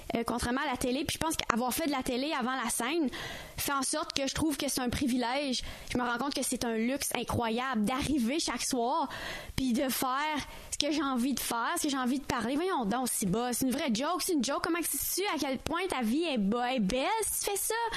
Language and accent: French; Ontario, Canada; moved away as an adult; now in Montreal, Canada; je suis ontarienne, mais maintenant, je suis québécoise, puis c'est ça que je suis